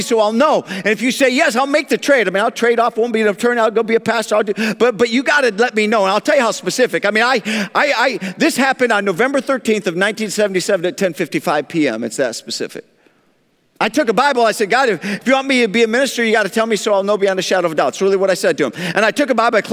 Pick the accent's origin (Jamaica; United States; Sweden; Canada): United States; Grand Rapids, Michigan; moved away as an adult; now in Atlanta, United States; I was born and raised in West Michigan, Grand Rapids, and then after 25 years moved to Atlanta, Georgia, where I've been since.